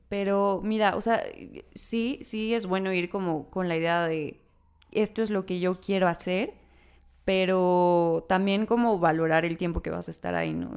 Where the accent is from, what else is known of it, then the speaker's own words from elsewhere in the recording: Mexico; como mexicanos